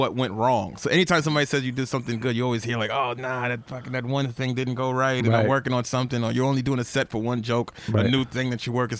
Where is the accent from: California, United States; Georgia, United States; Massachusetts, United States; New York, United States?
New York, United States; New York City; also born or lived in New Jersey; now in Queens, United States; I'm from Lower East Side